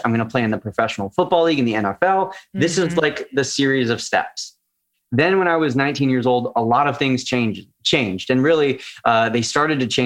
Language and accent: English; California, United States; even though it's in my home state